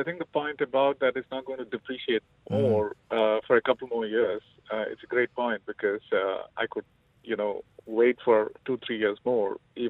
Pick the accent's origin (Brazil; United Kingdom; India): India; I'm Indian.